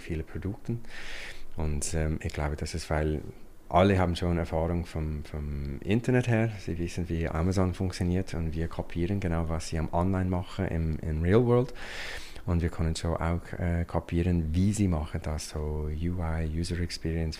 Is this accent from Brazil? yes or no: no; United States; German is a second language; moved away as an adult; now in Switzerland; ich bin ursprünglich ein Amerikaner und äh, ich bin schon seit über 20 Jahren in der Schweiz.